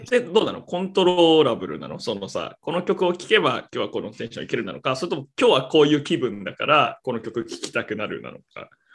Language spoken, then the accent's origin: Japanese; Japan; 生まれも育ちも日本